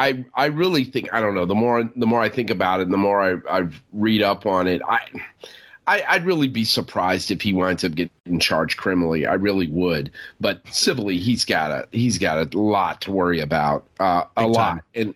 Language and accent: English; New York, United States; You know, I'm a New Yorker, so I'm going to ask my Manhattan-based lawyer friend, get his advice.